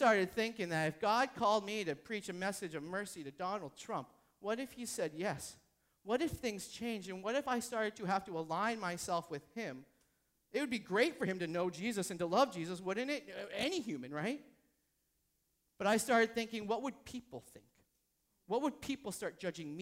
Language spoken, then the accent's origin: English; New Hampshire, United States; I'm from New Hampshire.